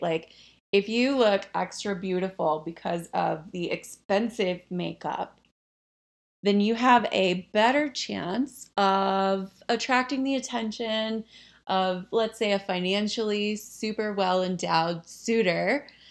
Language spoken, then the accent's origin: English; the South, United States; I grew up in the South